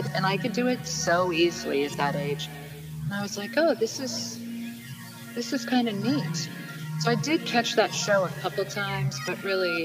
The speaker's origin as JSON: {"language": "English", "town": "Mount Shasta", "region": "California", "country": "United States", "tie": "born or raised there", "moved": "yes", "lives_now": "Vermont, United States", "said": "I grew up in Mount Shasta, California"}